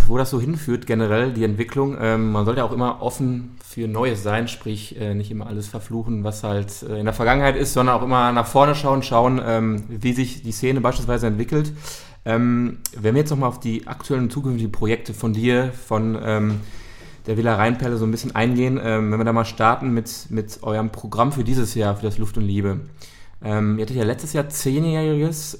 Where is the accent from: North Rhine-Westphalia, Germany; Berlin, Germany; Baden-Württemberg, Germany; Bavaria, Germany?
North Rhine-Westphalia, Germany; Dortmund; wir kommen ja selber auch aus Dortmund